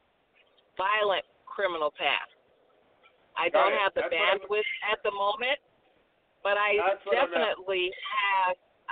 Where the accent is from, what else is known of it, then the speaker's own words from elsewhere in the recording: California, United States; I was born and raised in California